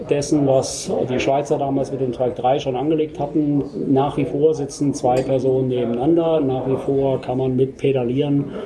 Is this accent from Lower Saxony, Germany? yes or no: no; Rosenthal, Hesse, Germany; ich bin der Geschäftsführer der Twike GmbH wir sind hier ähm, in Rosenthal, das ist mein